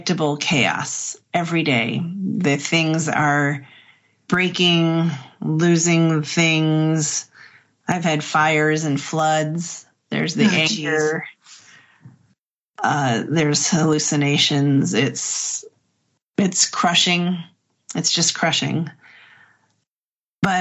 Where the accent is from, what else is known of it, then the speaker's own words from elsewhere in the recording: Midwest, United States; We're both from the Midwest